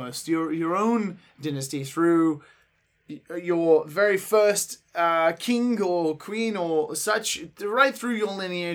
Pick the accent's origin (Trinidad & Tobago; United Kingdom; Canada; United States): United Kingdom; England; being English